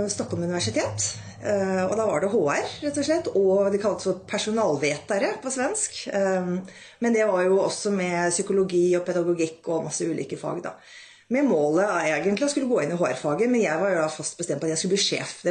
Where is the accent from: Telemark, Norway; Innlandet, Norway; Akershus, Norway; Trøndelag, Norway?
Akershus, Norway; Rælingen; moved away as an adult; also born or lived in Europe; jeg vokste da opp i Rælingen utenfor Oslo. Og pappaen min var lege, mammaen min var sykepleier.